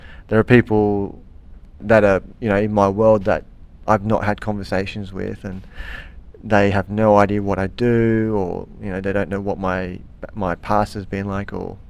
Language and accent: English; Canberra, Australian Capital Territory, Australia; Living in Canberra, growing up in Canberra, and living the Canberra kind of lifestyle as a young person